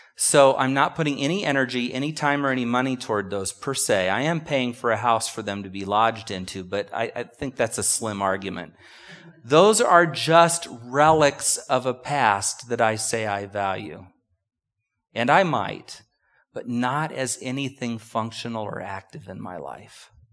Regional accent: United States; But we're so American

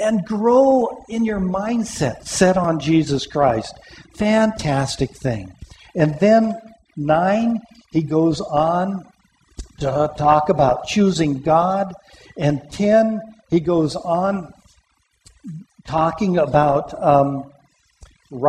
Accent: Pomona, California, United States; In the church that I grew up in Pomona

